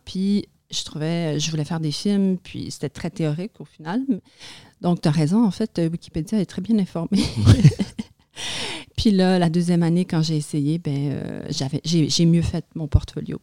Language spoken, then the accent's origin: French; Montreal, Quebec, Canada; born or raised there; French is a second language; also born or lived in a Kurdish village, Turkey